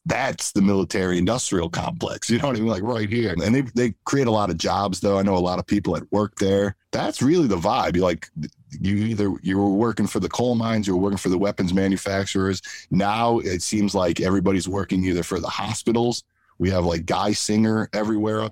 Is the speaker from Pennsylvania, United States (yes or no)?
yes; Scranton, Pennsylvania, United States; also born or lived in Philadelphia; I'm originally from Scranton. I moved to Philly. I was 18. And, you know, so I grew up around here.